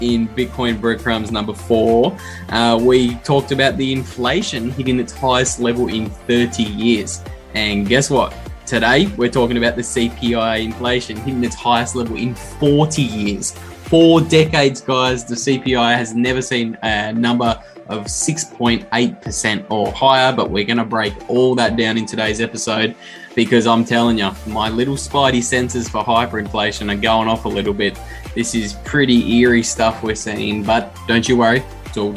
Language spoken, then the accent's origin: English; Australia; As an Australian bogan